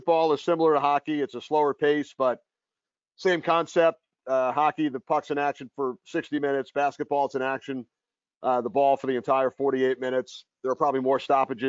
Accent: New York, United States; I grew up in New York going to Rangers games at the Garden

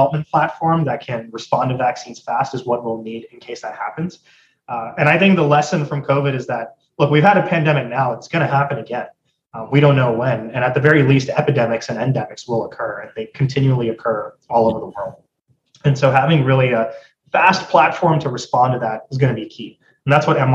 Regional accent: Atlanta, Georgia, United States; also born or lived in India; I was born and raised in Atlanta, Georgia. I've spent most of my life here.

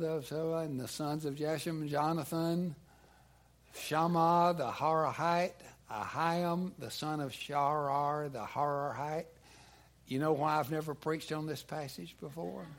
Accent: United States; as comfortable American Christians

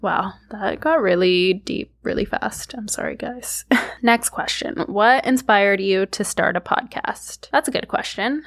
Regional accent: Toronto, Ontario, Canada; I was born in Toronto. I am a Thurmell Canadian.

